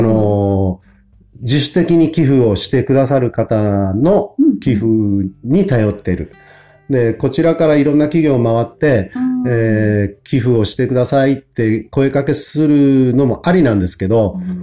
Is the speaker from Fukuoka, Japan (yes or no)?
yes; Kotake, Fukuoka, Japan; 自分がもう生まれ育ったの小竹なので